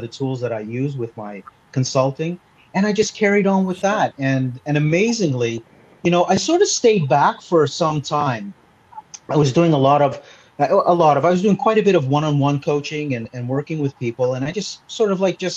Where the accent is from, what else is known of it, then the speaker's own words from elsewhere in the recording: Canada; accent: Canadian; now in Malta; I speak with a Canadian accent. It's still there. I was actually born in Canada